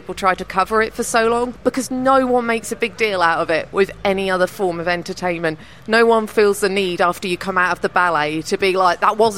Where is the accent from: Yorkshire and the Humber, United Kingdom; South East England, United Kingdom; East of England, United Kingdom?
East of England, United Kingdom; Norfolk; I'm from Norfolk